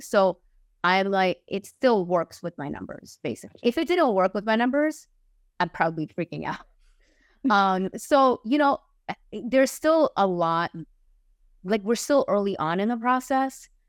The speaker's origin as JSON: {"language": "English", "region": "New York", "country": "United States", "moved": "as an adult", "lives_now": "Los Angeles, United States", "said": "I currently live in Los Angeles. I'm originally from New York. I moved out to the West Coast last year"}